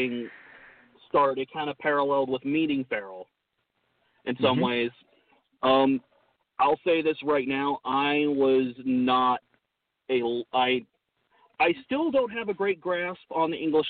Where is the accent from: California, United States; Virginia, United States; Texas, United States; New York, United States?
California, United States; Yorba Linda; moved away as an adult; now in Ohio, United States; I was born and raised in Southern California, and we're talking Disneyland area